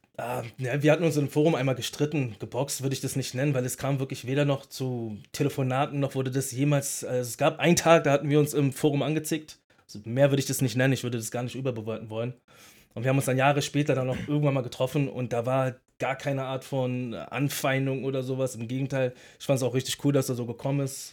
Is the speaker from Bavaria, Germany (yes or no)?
no; Berlin, Germany; ich bin ein Berliner, ich bin in einer Berliner Großstadt und nicht gerade in den, in, in den sanften Vierteln aufgewachsen